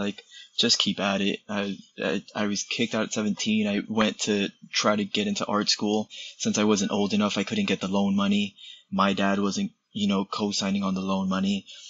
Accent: Puerto Rico; born there; My parents being Puerto Rican, I was born in Puerto Rico

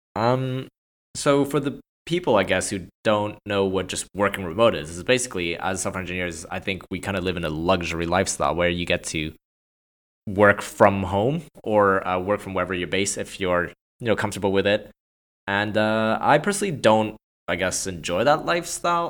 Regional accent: Montreal, Quebec, Canada; moved away as an adult; also born or lived in Hong Kong / London / Bay Area; now in California, United States; I was born and raised in Montreal, Canada

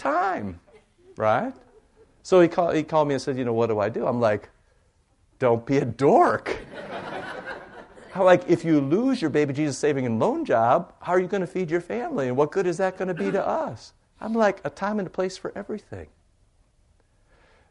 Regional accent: Cedar Rapids, Iowa, United States; moved away; I grew up in Cedar Rapids, Iowa

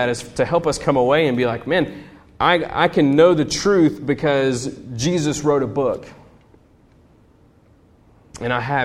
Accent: United States; as an American

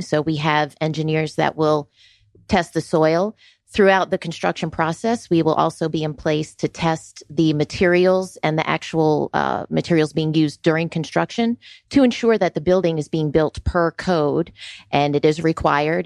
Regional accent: Florida, United States; moved away as an adult; also born or lived in New York City; now in Georgia, United States; I was born in New York City and, uh, spent my middle school and high school years in Florida

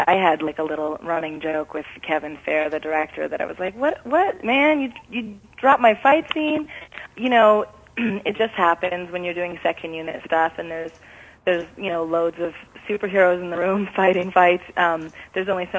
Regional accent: Vancouver, British Columbia, Canada; moved away; I'm from Vancouver, born and raised.

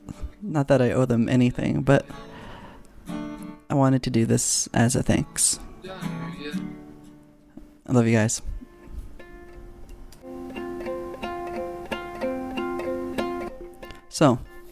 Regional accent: Philippines; moved away; also born or lived in California; For the most part of my life, I grew up in the Philippines and grew up with all my friends there. And then my family and I, we moved to California

